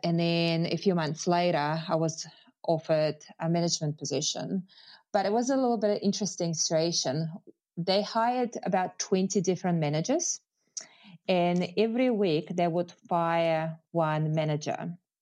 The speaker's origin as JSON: {"language": "English", "region": "Moscow", "country": "Russia", "second_language": "English", "moved": "as an adult", "lives_now": "New Zealand"}